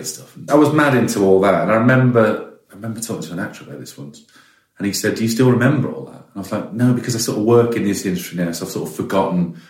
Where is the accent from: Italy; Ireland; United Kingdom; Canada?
United Kingdom; West Midlands; Growing up in the West Midlands